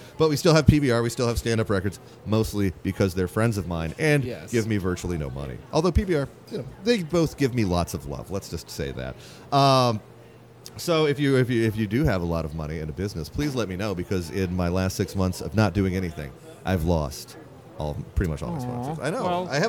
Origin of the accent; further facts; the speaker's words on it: United States; he immediately recognized me for being the American jackal that I am.